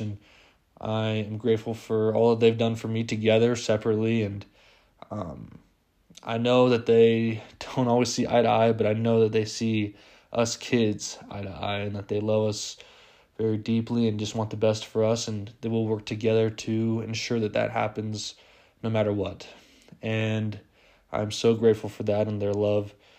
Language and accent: English; Las Vegas, Nevada, United States; I am from Las Vegas